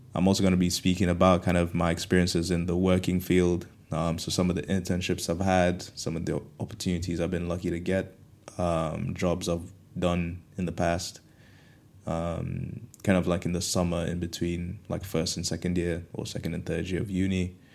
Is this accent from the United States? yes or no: no; Kenya; moved away as an adult; also born or lived in Canterbury, United Kingdom; now in United Kingdom; growing up in Kenya, um, coming to the U K for university